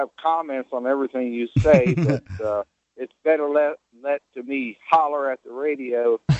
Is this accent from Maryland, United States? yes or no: yes; Frederick, Maryland, United States; now in Vanderbilt, Michigan, United States; I grew up in a town in Maryland called Frederick.